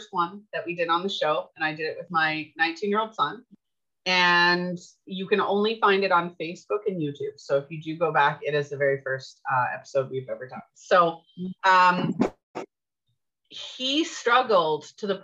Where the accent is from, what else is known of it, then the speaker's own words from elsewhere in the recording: Canada; I'm Canadian